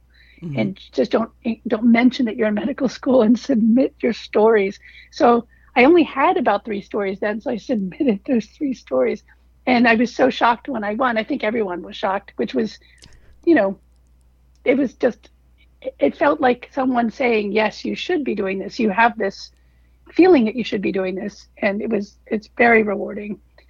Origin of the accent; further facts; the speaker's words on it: Washington, District of Columbia, United States; also born or lived in Africa / Pittsburgh / Bangkok; I was born in Africa. We spent about a year in Pittsburgh between Africa and then Bangkok, and then came back eventually to Washington, D.C.